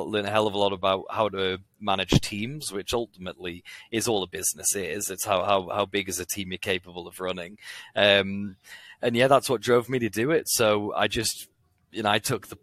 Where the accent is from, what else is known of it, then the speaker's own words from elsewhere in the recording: Newcastle upon Tyne, North East England, United Kingdom; I'm from Newcastle.